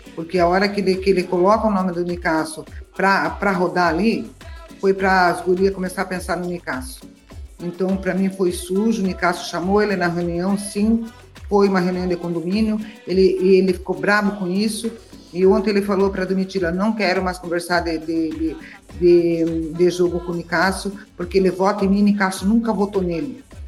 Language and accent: Portuguese; southern Paraná, Brazil; eu sou do sul, eu sou do sul do Paraná